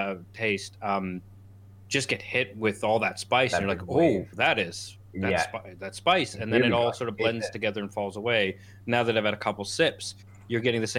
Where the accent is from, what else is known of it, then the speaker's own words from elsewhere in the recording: Canada; moved away; I grew up in Canada where microbrewing was a thing